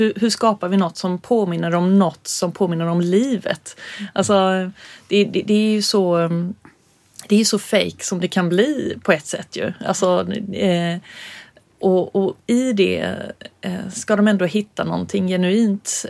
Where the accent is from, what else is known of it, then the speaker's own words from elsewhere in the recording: Örkelljunga, Skåne, Sweden; also born or lived in Stockholm; vi båda gick folkdans i Örkelljunga. När vi flyttade ner från Stockholm så var det det första jag slussades in i som förortsbarn